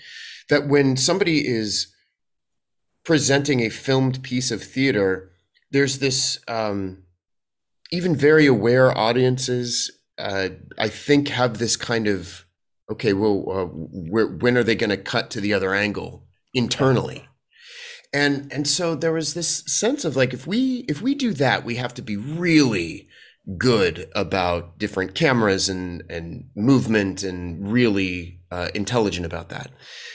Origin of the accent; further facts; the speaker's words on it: Washington, District of Columbia, United States; also born or lived in New York; now in Los Angeles, United States; I grew up in Washington, D.C., and then spent a lot of time doing theater in New York before moving out to L.A., so it's the New York LA actor experience is a pretty common one here.